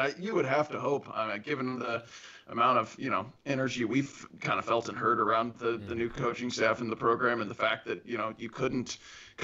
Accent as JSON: {"language": "English", "town": "Louisville", "region": "Kentucky", "country": "United States", "tie": "born or raised there", "said": "growing up in Louisville"}